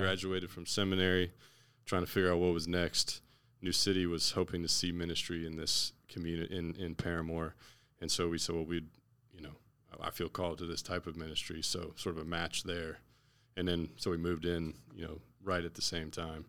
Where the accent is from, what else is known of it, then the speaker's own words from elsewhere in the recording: Naples, Florida, United States; now in Orlando, United States; I'm from Naples, Florida.